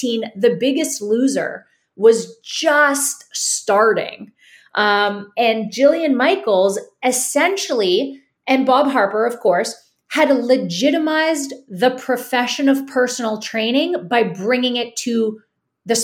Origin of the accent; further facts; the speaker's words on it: Toronto, Ontario, Canada; now in St. Petersburg, United States; I'm originally from Toronto, Canada